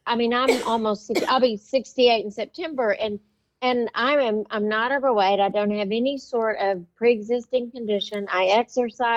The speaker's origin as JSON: {"language": "English", "town": "Lubbock", "region": "Texas", "country": "United States", "said": "I am from Lubbock."}